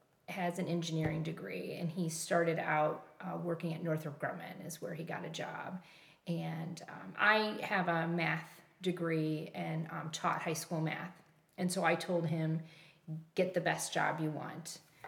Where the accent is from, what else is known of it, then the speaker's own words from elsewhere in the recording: Rochelle, Illinois, United States; Well, I grew up in Rochelle, Illinois, which is in central northern Illinois. Mm-hmm. It's a little town called the Hub City. It was surrounded by a lot of smaller little towns, but it was a city.